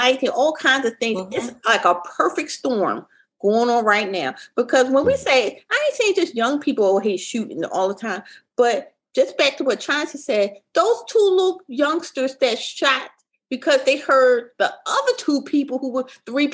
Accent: Philadelphia, Pennsylvania, United States; I grew up in Philadelphia, I grew up in North Philadelphia

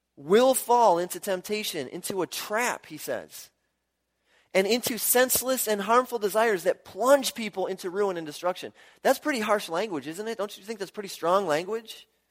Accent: Milwaukee, Wisconsin, United States; I grew up in Milwaukee

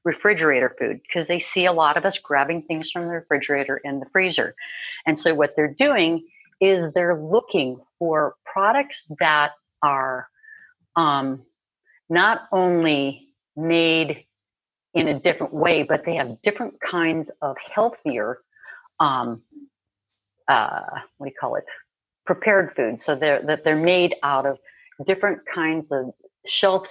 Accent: Minnesota, United States; I grew up in Minnesota. I grew up with steak and potatoes and mm-hmm. cheese and all that good Midwestern food

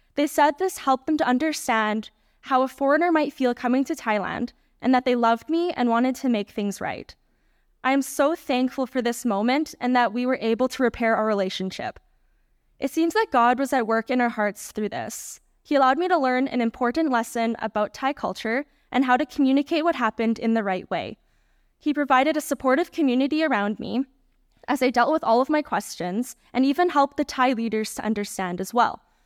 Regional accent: Canada; my home country of Canada

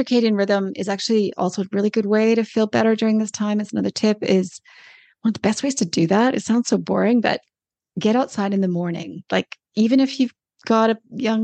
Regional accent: Canada; moved away as an adult; also born or lived in Australia; now in New Zealand; I'm Canadian

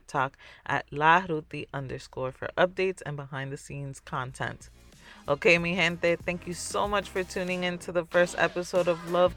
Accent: New York City, New York, United States; I'm Dominican. I was born in the Bronx

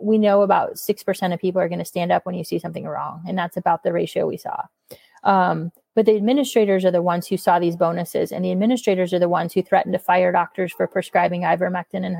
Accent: Iowa, United States; now in St. Louis, United States; my hometown of Sheraton, Iowa

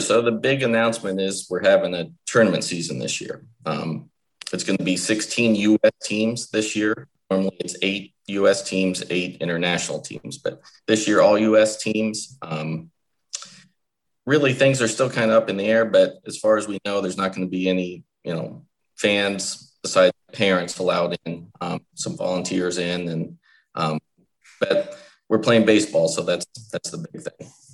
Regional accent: State College, Pennsylvania, United States; moved away as an adult; now in Williamsport, United States; I'm from State College, Pennsylvania, originally

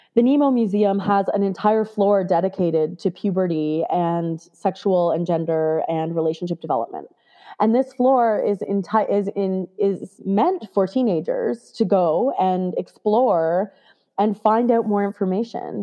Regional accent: Canada; I grew up in Canada

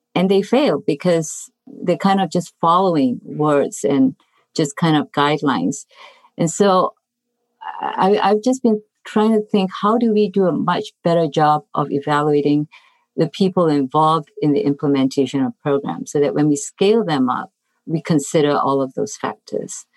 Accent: Singapore; moved away as an adult; also born or lived in Iowa; now in United States; originally I come from Singapore and I came here really to study public health

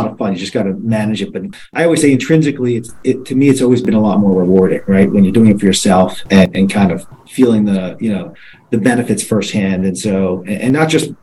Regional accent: Plantation, Florida, United States; moved away as an adult; also born or lived in New York; I grew up in South Florida, so born and raised down here. I grew up in Plantation, which is a suburb of Fort Lauderdale.

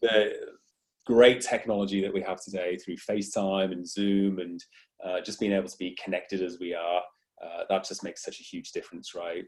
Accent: Wales, United Kingdom; accent: British; moved away as an adult; now in Australia

